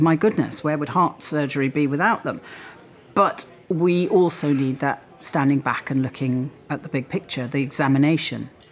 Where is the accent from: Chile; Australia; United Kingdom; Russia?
United Kingdom; Wales; moved away as an adult; grew up in Wales, yes. Mo- my parents moved to Wales when I was three. I was educated there and I lived there until I went to university.